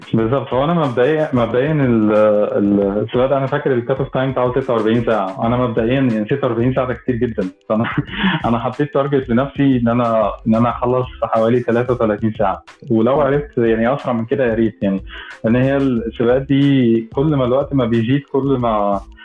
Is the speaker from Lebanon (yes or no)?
no; Egypt; انا مصري فعلا